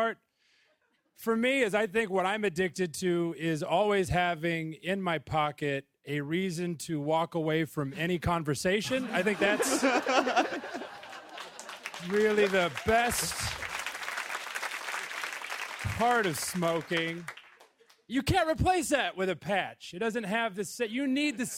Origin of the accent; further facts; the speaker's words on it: Missouri, United States; now in Brooklyn, United States; I grew up in Missouri